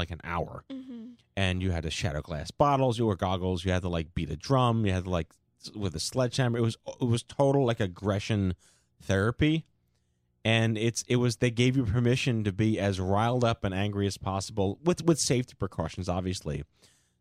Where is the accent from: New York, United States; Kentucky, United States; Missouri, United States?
New York, United States; New York City; growing up on Staten Island